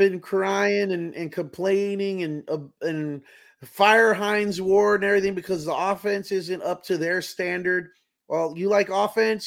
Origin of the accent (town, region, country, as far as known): Texas, United States